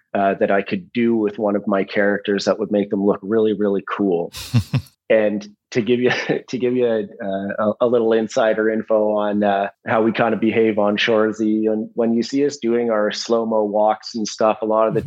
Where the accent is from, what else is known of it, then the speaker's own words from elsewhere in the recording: Listowel, Ontario, Canada; I was raised in in Listowel, Ontario